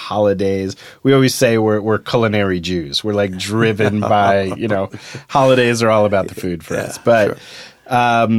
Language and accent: English; Morristown, New Jersey, United States; we grew up in Morristown, 45 minutes from New York.